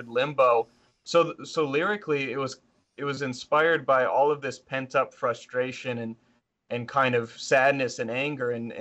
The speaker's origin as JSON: {"language": "English", "town": "Lansing", "region": "Michigan", "country": "United States", "said": "we're from Lansing, Michigan, which is to most people surprising to learn that that's the capital of Michigan and not Detroit"}